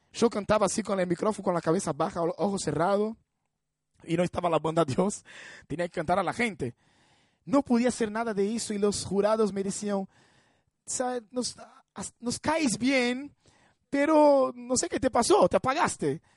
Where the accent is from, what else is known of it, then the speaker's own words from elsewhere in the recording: Brazil; Spanish is a second language; moved away; me reunía con personas eh, en mi iglesia ahí en Brasil